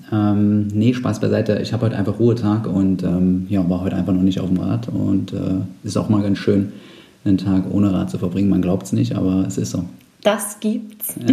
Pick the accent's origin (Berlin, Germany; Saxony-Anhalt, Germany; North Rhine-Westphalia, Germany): Saxony-Anhalt, Germany; ich komme aus Sachsen-Anhalt ursprünglich